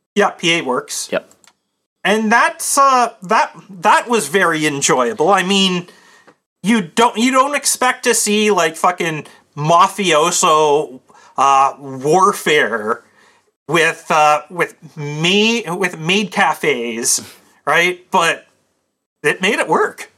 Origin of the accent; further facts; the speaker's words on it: Canada; I'm Canadian